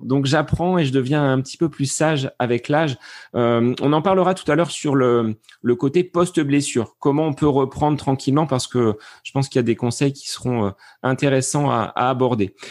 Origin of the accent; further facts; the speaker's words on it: Beauce, Centre-Val de Loire, France; chez nous en Bosse